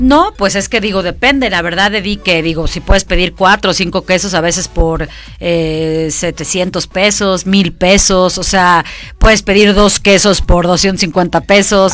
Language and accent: Spanish; Mexico; soy una emprendedora mexicana